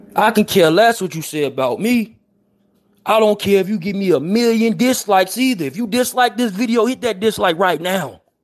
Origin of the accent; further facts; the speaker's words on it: Chicago, Illinois, United States; I'm from Chicago. 79th and Phillips, 79th and Yates. I'm from Ted Town.